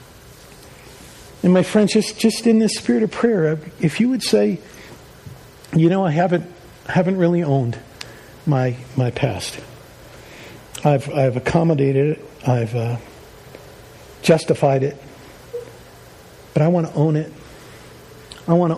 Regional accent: Long Island, New York, United States; I grew up on Long Island

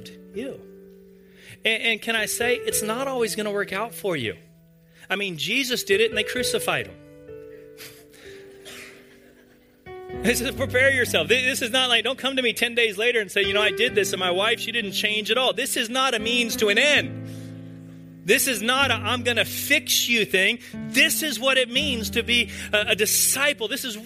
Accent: the South, United States; growing up in the South in a church

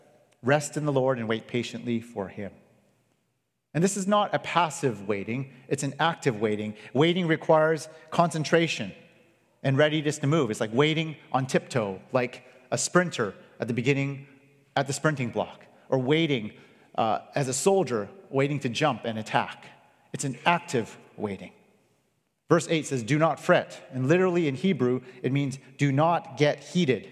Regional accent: Canada; I grew up in Canada

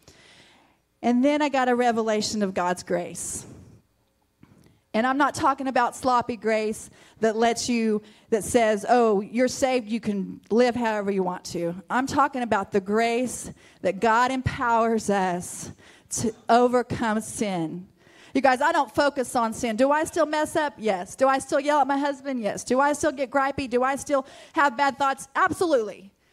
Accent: Mutual, United States; I grew up in Mutual

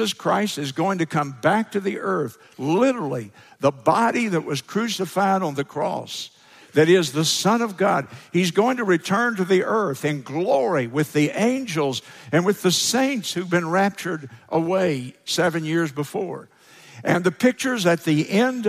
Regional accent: United States; as an American, it's a little hard for me to conceptualize a Lord, because we don't have lords in our culture

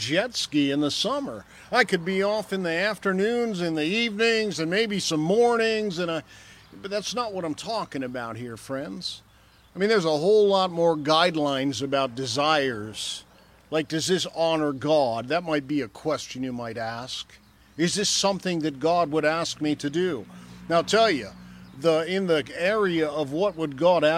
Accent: Michigan, United States; I grew up in Michigan

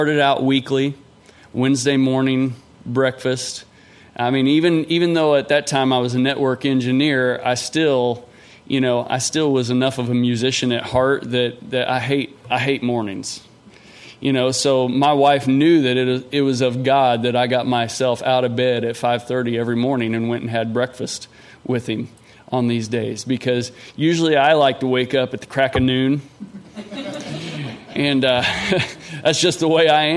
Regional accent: Cosby, Missouri, United States; I grew up in Cosby, Missouri

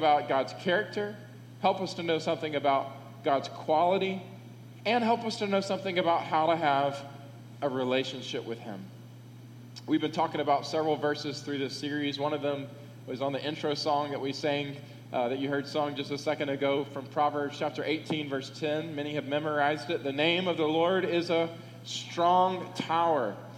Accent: United States; I am an American

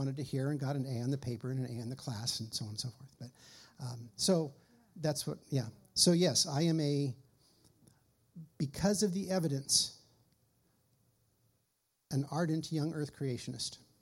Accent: California, United States; I grew up in the California public school system

